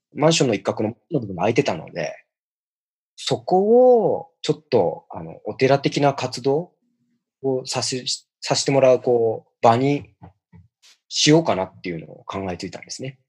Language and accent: Japanese; Tokyo, Japan; 故郷の渋谷の初台